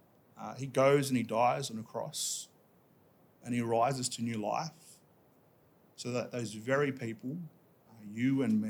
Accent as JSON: {"language": "English", "town": "Dubbo", "region": "New South Wales", "country": "Australia", "tie": "born or raised there", "lives_now": "Tamworth, Australia", "said": "I was born in Dubbo"}